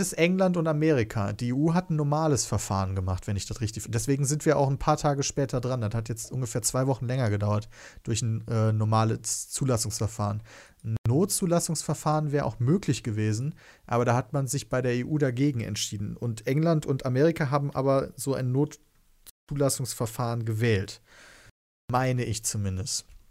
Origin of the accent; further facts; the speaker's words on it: Kevelaer, North Rhine-Westphalia, Germany; also born or lived in Wesel; ich bin in Kevler geboren